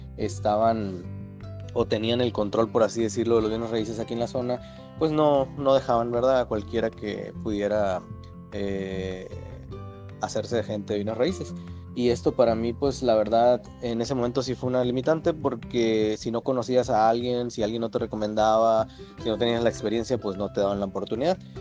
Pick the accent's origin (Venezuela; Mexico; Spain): Mexico; San José del Cabo, Baja California Sur; also born or lived in La Paz, Baja California Sur / Ensenada / Tijuana; soy originario de La Paz, Baja California Sur. Ahí pasé pues parte de mi infancia y de ahí me trasladé a San José del Cabo, donde estuve viviendo parte de mi infancia y parte de mi adolescencia.